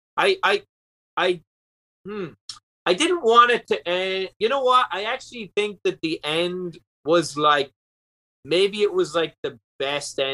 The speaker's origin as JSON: {"language": "English", "country": "Ireland", "tie": "born or raised there", "also_born_or_lived": "Orlando", "moved": "yes", "lives_now": "United States", "said": "More people saw me on the Tonight Show than live in my home country."}